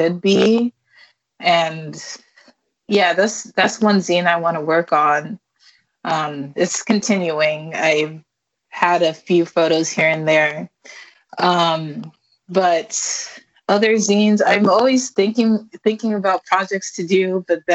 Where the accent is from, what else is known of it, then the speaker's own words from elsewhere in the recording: Highland, California, United States; now in San Francisco, United States; I grew up in San Bernardino